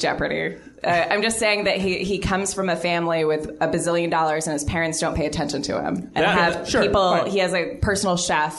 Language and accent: English; Japan; born there; Fun fact, I was born in Japan.